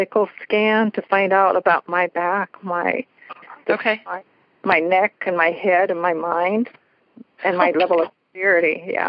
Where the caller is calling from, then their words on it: Washington, United States; Washington State.